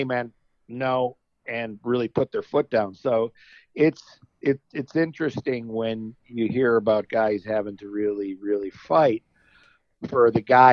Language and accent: English; Buffalo, New York, United States; I'm from Buffalo